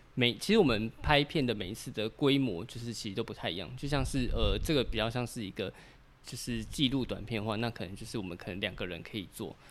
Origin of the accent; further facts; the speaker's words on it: Taipei, Taiwan; 我们是台北人